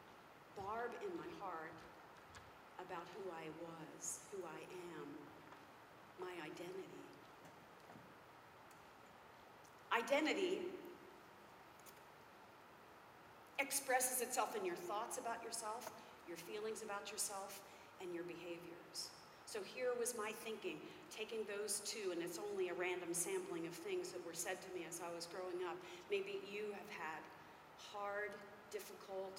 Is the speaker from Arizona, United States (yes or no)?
no; Philadelphia, Pennsylvania, United States; I'm from Pennsylvania, Philadelphia area